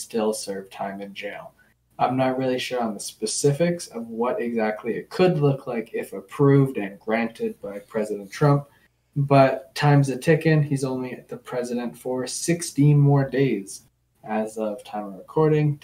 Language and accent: English; Canada; I'm Canadian